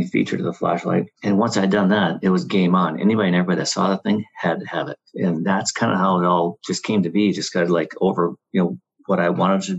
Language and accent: English; Midwest, United States; moved away as an adult; also born or lived in California; I grew up in the Midwest on a farm.